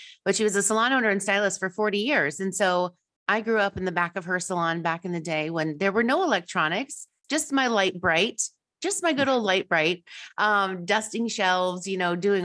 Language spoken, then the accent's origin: English; Iowa, United States; now in Wisconsin, United States; I'm originally from Iowa